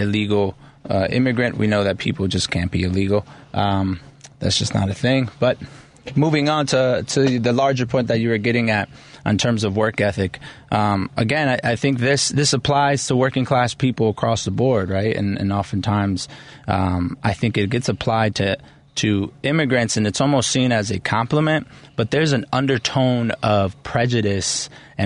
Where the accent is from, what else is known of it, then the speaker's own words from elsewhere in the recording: Chicago, Illinois, United States; I was raised in Pilsen. My parents are both immigrants